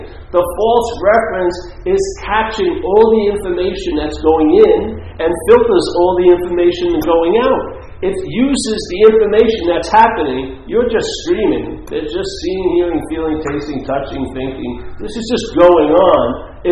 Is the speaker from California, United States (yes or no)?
no; New York City, New York, United States; where I grew up, near where I grew up, Franklin Square in Queens